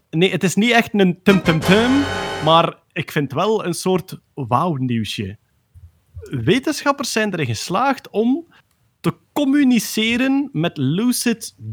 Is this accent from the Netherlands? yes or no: no; Belgium; Altijd tof hè, als wij als Belgen bevestiging krijgen dat we bestaan.